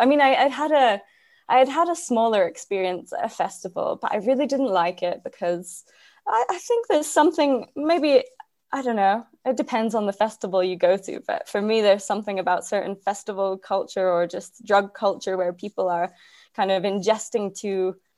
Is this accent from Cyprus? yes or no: yes; Cyprus; moved away as an adult; also born or lived in Glasgow, Scotland; I grew up in Cyprus, which is a small island in the Mediterranean